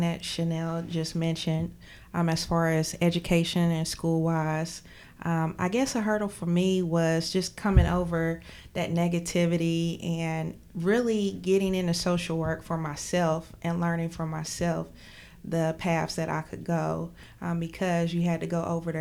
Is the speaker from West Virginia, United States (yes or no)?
yes; McDowell County, West Virginia, United States; moved away as an adult; now in Charleston, United States; I am from McDowell County